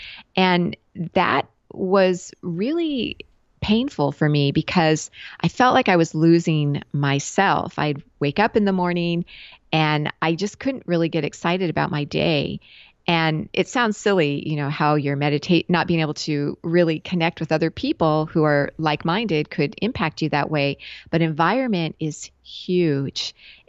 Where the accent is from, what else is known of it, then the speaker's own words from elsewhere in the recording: West Coast, United States; also born or lived in Japan; I lived for a lot of years in Asia, and I'm originally from the West Coast of the US.